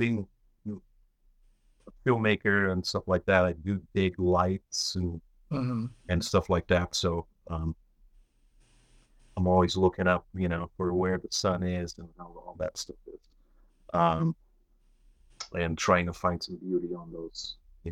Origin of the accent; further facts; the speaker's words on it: Brazil; now in United States; growing up in Brazil, for example, you know, we didn't have a lot of money